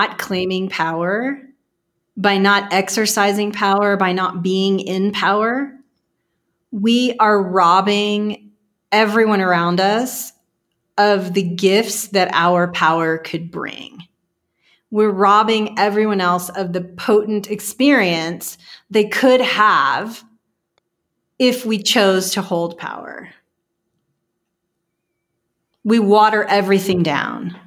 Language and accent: English; Texas, United States; I'm from Texas